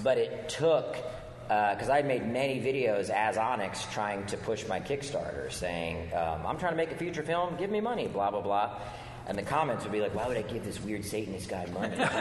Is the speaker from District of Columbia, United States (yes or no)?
yes; D.C., District of Columbia, United States; moved away; I grew up outside of Washington, D.C.